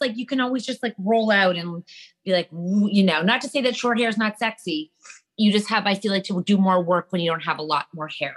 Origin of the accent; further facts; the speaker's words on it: Canada; yeah, we're Canadian.